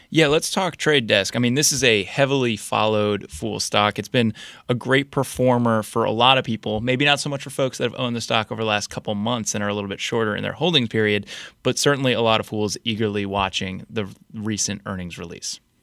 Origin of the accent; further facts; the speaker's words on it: New Jersey, United States; moved away as an adult; also born or lived in Boston; now in Washington, D.C., United States; I grew up in New Jersey, went to school in Boston, then moved down to D C.